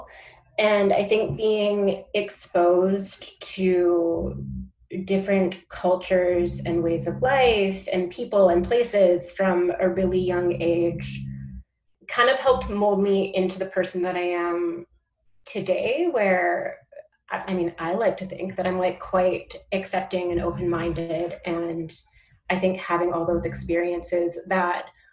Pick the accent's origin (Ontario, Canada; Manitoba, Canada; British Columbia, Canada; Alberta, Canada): British Columbia, Canada; Langley; now in Vancouver, Canada; I grew up in Langley